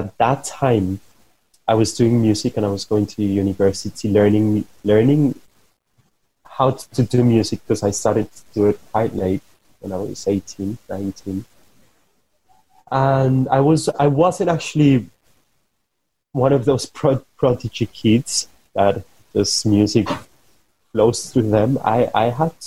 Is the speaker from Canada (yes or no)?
no; Bogotá, Bogotá Capital District, Colombia; I come from Colombia, I come from Bogota, and I had a very specific way of growing up.